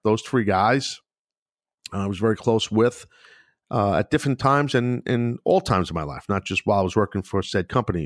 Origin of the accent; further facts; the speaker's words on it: New York, United States; I was born and raised on the East Coast